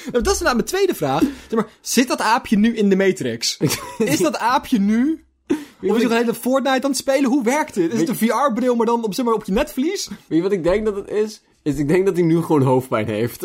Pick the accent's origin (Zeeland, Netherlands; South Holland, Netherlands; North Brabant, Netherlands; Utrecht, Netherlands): Zeeland, Netherlands; wij komen uit Zeeland